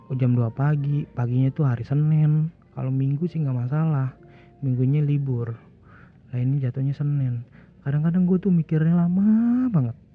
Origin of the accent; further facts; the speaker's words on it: Bekasi, West Java, Indonesia; now in Jakarta, Indonesia; gue mau pulang kampung ke Bekasi